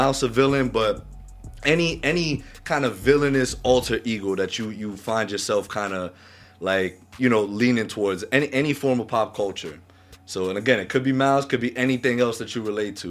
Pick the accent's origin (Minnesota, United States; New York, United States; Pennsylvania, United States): New York, United States; Mount Vernon; I was pretty much born and raised here in Mount Vernon, so not too far out from, you know, the Bronx